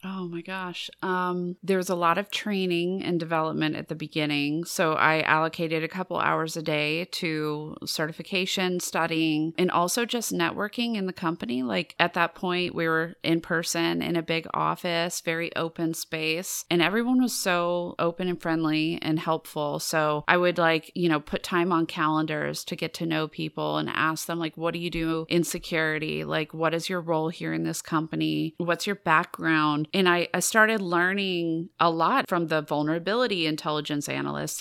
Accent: United States; as American students

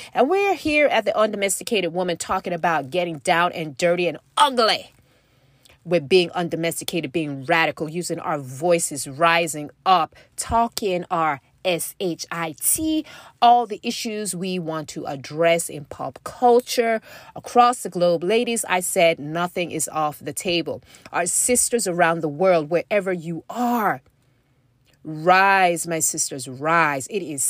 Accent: Nigeria; you know I've talked about my experience growing up in West Africa as a girl and the expectations, the cultural expectations, not necessarily even from my own, you know, parents, although there was, you know, coming from a Nigerian family anyway

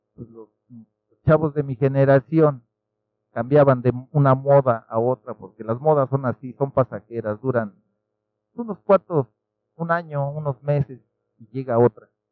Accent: Nezahualcóyotl, State of Mexico, Mexico; yo nací en Ciudad Neza

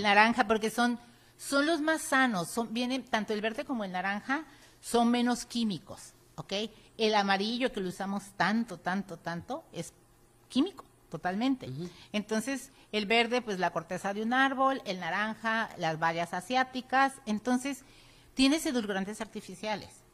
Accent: Mexico; los mexicanos no tenemos la cultura de la prevención

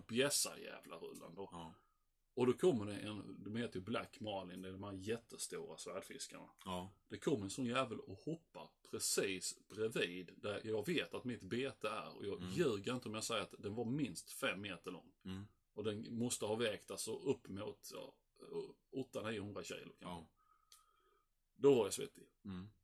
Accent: Sweden; jag var ensam svensk.

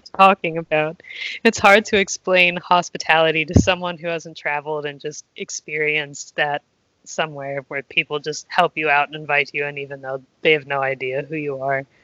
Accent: United States; moved away as an adult; I'm from the United States

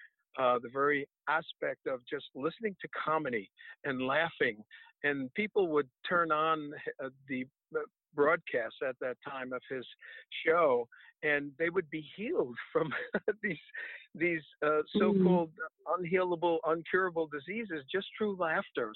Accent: New Jersey, United States; coming from a jazz and R&B background, which I grew up with in New Jersey

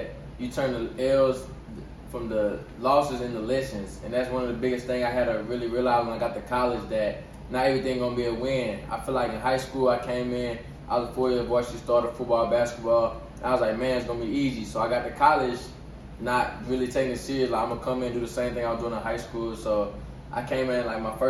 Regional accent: McKinney, Texas, United States; moved away; growing up in McKinney, it was a great time out there.

